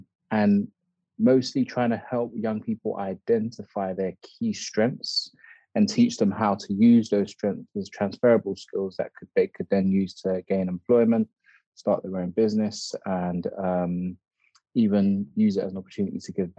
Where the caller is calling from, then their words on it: Moorgate, London, United Kingdom; Right now I'm in Moorgate, in one of our office spaces here in Moorgate.